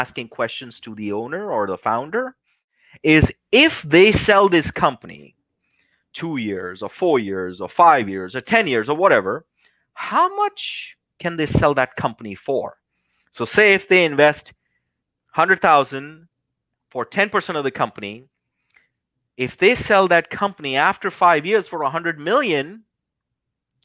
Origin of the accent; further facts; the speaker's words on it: New Delhi, Delhi, India; now in United States; being a young kid, growing up in New Delhi, India